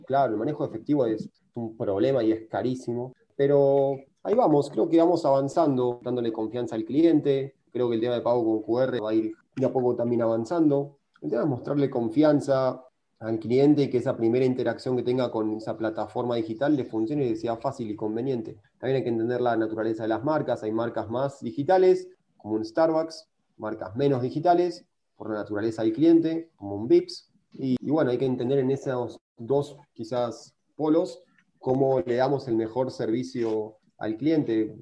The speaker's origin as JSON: {"language": "Spanish", "country": "Argentina", "moved": "as an adult", "lives_now": "Mexico", "said": "siendo argentino, medio argentino y arrogante"}